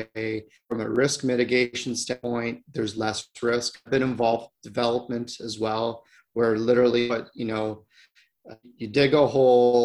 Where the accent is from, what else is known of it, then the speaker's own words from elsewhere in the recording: Ontario, Canada; moved away as an adult; I grew up in Ontario